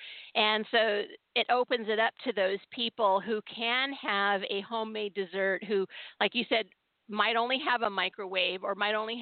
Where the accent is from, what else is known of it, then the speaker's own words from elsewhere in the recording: Southern California, United States; I grew up in Southern California